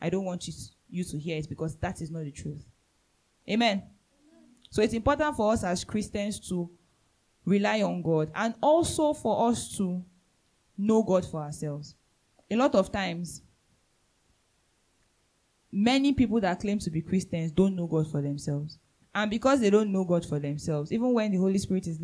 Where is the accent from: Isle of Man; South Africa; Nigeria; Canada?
Nigeria; I'm a citizen of heaven first before I'm a Nigerian.